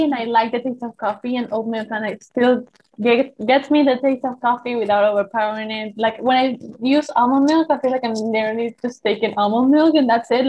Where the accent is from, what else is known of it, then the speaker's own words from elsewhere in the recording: Argentina; I'm from Argentina. I'm a 22-year-old college student.